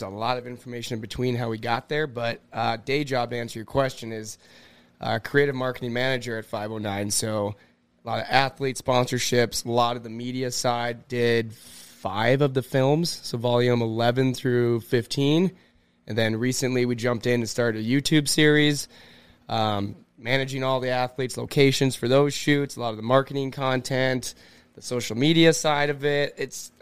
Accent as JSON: {"language": "English", "town": "Cloquet", "region": "Minnesota", "country": "United States", "moved": "as an adult", "said": "I'm from Cloquet, Minnesota"}